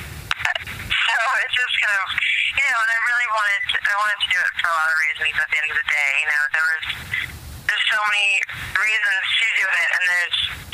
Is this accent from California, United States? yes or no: yes; San Diego, California, United States; moved away as an adult; also born or lived in New York; now in Los Angeles, United States; I grew up in San Diego, and then I moved to L.A. right after college